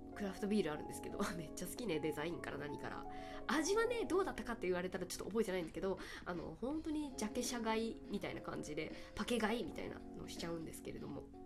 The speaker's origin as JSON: {"language": "Japanese", "region": "Kagoshima", "country": "Japan", "tie": "born or raised there", "moved": "yes", "said": "鹿児島が実家"}